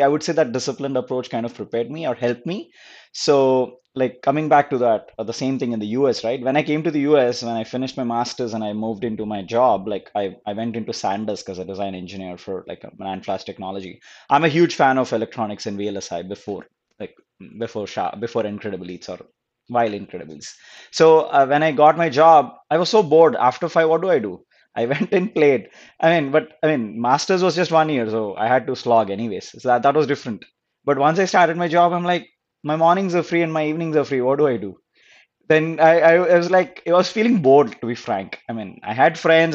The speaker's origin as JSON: {"language": "English", "town": "Guntur", "region": "Andhra Pradesh", "country": "India", "tie": "born or raised there", "also_born_or_lived": "California", "moved": "as an adult", "lives_now": "United States", "said": "I was born and brought up in Guntur. It's a small town in Andhra Pradesh"}